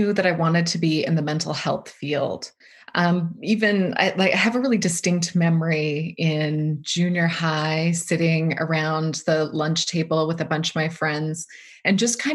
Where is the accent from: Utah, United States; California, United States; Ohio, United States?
Utah, United States; I was born and raised in Utah.